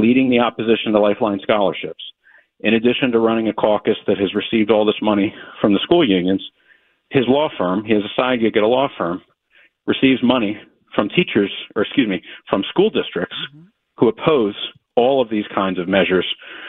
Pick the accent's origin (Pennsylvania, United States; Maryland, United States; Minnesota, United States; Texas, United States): Pennsylvania, United States; Delaware County; I grew up in Delaware County.